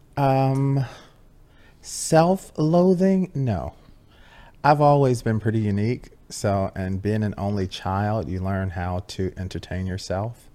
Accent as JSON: {"language": "English", "town": "Chicago", "region": "Illinois", "country": "United States", "tie": "born or raised there", "said": "I come from Chicago, Illinois, uh, Southwest Side, uh, middle class, working middle class neighborhood"}